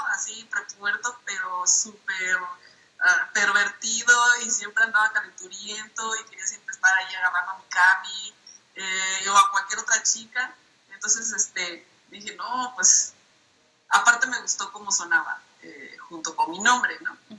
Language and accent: Spanish; Minatitlán, Veracruz, Mexico; now in Puebla, Mexico; yo originalmente soy de Minatitlán, Veracruz, o sea, vengo del caluroso sur del país, pero actualmente vivo en la ciudad de Puebla